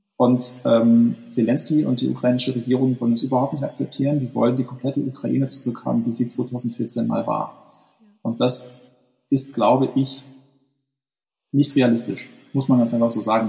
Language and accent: German; Ruhr area, North Rhine-Westphalia, Germany; now in Hamburg, Germany; ich bin ja westdeutsch sozialisiert, also ganz so Ruhrgebiet